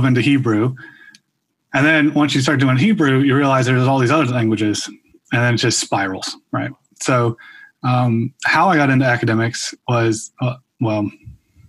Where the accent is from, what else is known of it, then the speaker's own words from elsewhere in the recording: Minneapolis, Minnesota, United States; also born or lived in the South (US); So I grew up mostly in Minneapolis, a little bit in the South. My family's from there